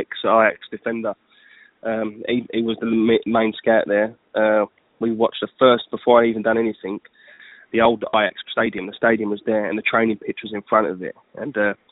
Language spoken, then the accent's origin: English; Enfield, London, United Kingdom; I'm from Enfield